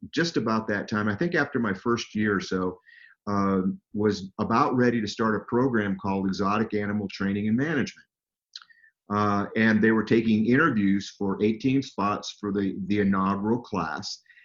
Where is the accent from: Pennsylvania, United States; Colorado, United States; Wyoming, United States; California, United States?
California, United States; Southern; I grew up in Southern California